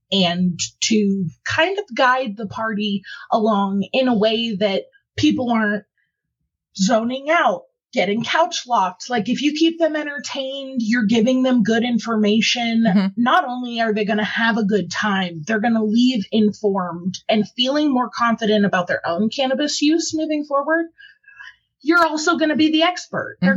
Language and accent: English; Ohio, United States; moved away as an adult; I came from Ohio where it was legal for you know years when I was consuming before I moved out here, so I know the struggle is real.